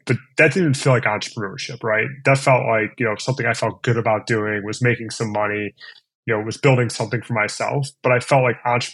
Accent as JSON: {"language": "English", "town": "Cleveland", "region": "Ohio", "country": "United States", "tie": "born or raised there", "also_born_or_lived": "East Coast", "said": "I grew up in Cleveland. I went to school on the East Coast. I ultimately came back."}